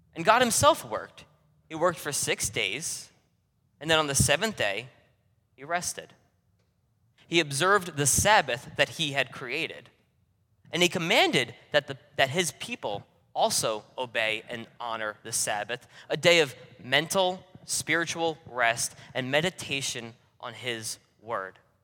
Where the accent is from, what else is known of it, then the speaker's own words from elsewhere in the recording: New York, United States; accent: New Yorker; moved away as an adult; also born or lived in North Carolina; I was born and raised in New York, and oh, I don't have a New York City accent. I'm not, hey, you guys over there. I still talk like a New Yorker 'cause that's where I'm from